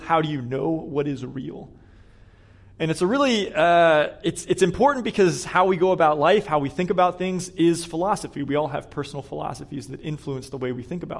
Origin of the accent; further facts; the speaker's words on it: Pittsburgh, Pennsylvania, United States; moved away as an adult; also born or lived in Atlanta / Corpus Christi, Texas; now in Boston, United States; I grew up in Pittsburgh